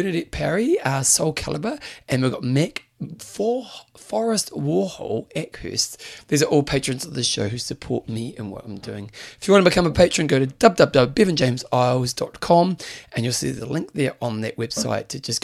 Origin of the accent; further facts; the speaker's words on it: New Zealand; they knew I was a Kiwi or a New Zealander